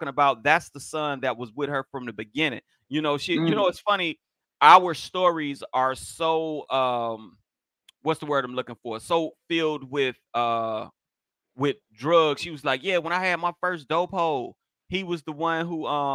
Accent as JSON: {"language": "English", "town": "Miami", "region": "Florida", "country": "United States", "moved": "as an adult", "lives_now": "Long Beach, United States", "said": "being from Florida, I wasn't used to. See, I'm from Miami."}